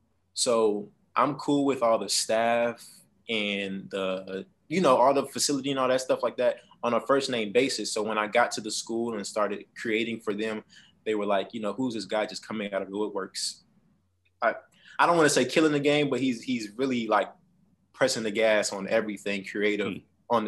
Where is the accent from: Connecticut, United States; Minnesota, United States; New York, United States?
New York, United States; New York City; now in Savannah, United States; I am a 24-year-old content creator. I'm based in Savannah, Georgia. I'm originally from Bronx, New York.